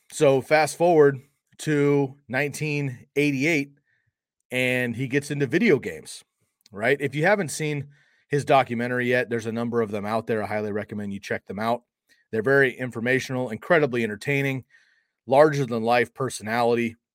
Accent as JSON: {"language": "English", "area": "Bay Area", "region": "California", "country": "United States", "tie": "born or raised there", "moved": "as an adult", "lives_now": "Eugene, Oregon, United States", "said": "growing up in California in the Bay Area"}